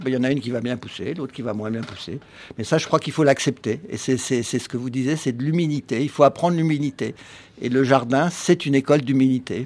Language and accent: French; Paris, Île-de-France, France; qui suis un jardinier urbain, parce que je suis né à Paris, je suis né en ville